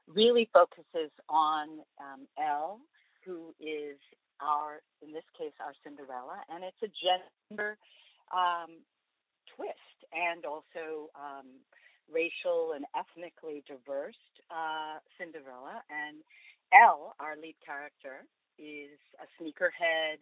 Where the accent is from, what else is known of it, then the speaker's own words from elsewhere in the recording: New York City, New York, United States; moved away as an adult; also born or lived in Cambridge / Los Angeles; I grew up in New York City and went to school in Cambridge